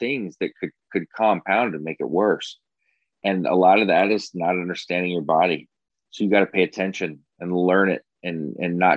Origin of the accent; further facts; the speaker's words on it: Iowa, United States; I was from Iowa